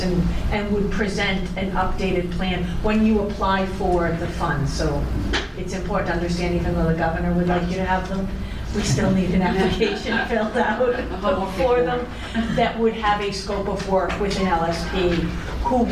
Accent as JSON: {"language": "English", "town": "New Bedford", "region": "Massachusetts", "country": "United States", "tie": "born or raised there", "said": "I grew up in New Bedford, so I'm very familiar with Superfund sites"}